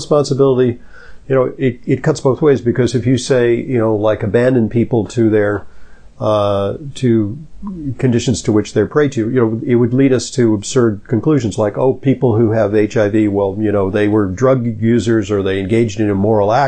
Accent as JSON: {"language": "English", "town": "Los Angeles", "region": "California", "country": "United States", "tie": "born or raised there", "said": "I grew up in Los Angeles, which gets very hot"}